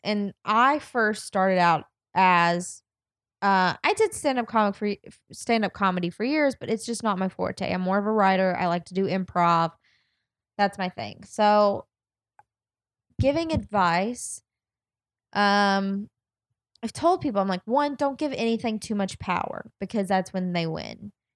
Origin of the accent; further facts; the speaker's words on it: the South, United States; I'm from the South